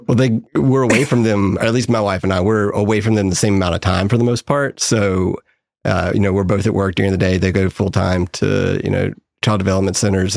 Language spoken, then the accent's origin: English; Raleigh, North Carolina, United States; now in Charlotte, United States; born and raised in Raleigh